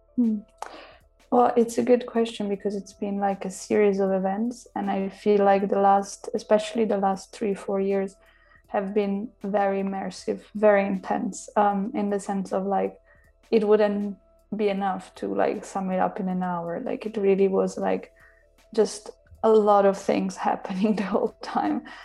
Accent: Italy; moved away as an adult; also born or lived in Milan, Italy / Berlin, Germany / London, United Kingdom / Mexico City, Mexico; now in Paris, France; I'm half Italian and half Slovak. And I grew up in Italy, I studied there, I studied in Milano.

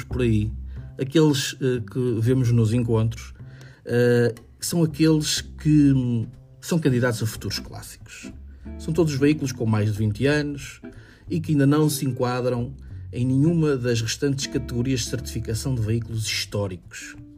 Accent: Vila Nova de Gaia, Norte, Portugal; sou de Vila Nova de Gaia

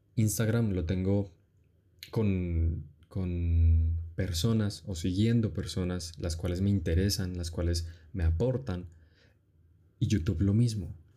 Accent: Colombia; Soy colombiano, evidentemente, y tenemos una cultura

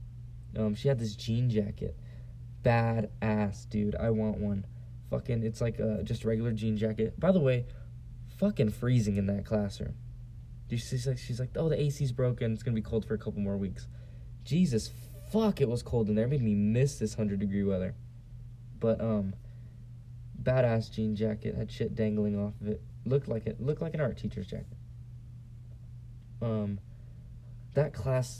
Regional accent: San Diego, California, United States; moved away; I'm from San Diego

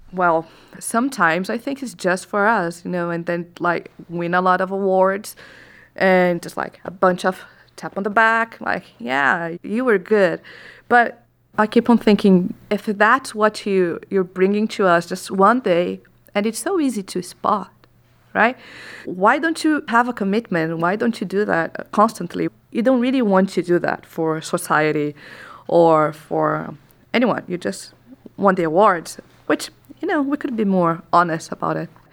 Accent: Brazil

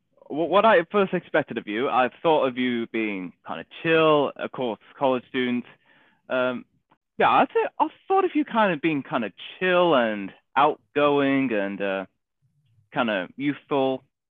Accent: England, United Kingdom; no, I'm not from Wales. Okay. England.

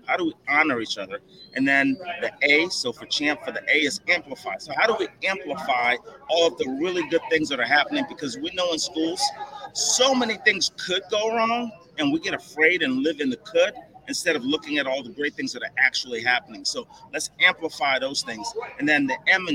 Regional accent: Columbus, Ohio, United States; I'm from Columbus, Ohio.

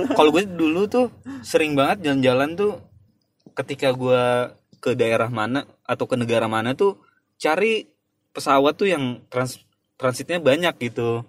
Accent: Indonesia; now in Russia; gua sekalian pulang ke Indonesia

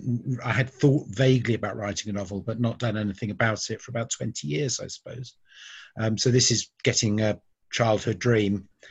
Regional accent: Bristol, South West England, United Kingdom; also born or lived in United States; now in London, United Kingdom; Well, although I was born in America, I came to Bristol when I was 2 years old, and I've lived all over the south of England, and I've been living in London since 1997.

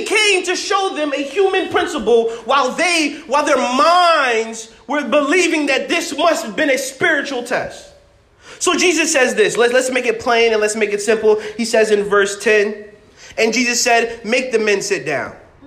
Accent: Massachusetts, United States; I'm from Massachusetts

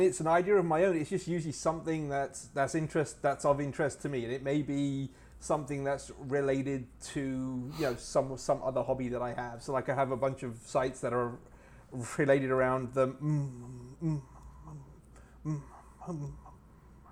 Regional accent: England, United Kingdom; I grew up in England, so I was my family moved to England when I was about 4 years old in the mid 70s.

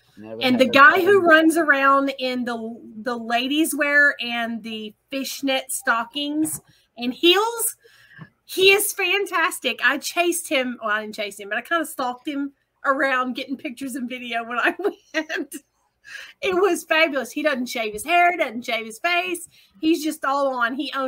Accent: East Coast, United States; we're from the East Coast and not anywhere in the Midwest at all.

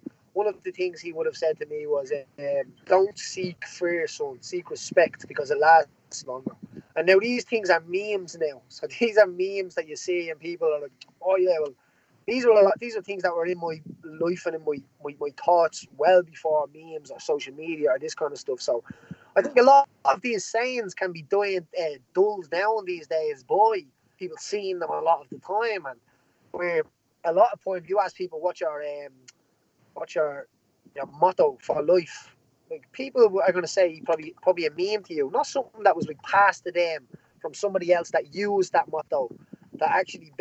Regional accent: Dublin, Leinster, Ireland; I come from a place called Jobstown in Dublin, which would be a social housing estate

